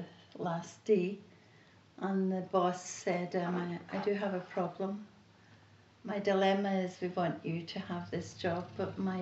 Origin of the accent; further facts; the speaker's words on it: Glasgow, Scotland, United Kingdom; I grew up in Glasgow and I was a very churched child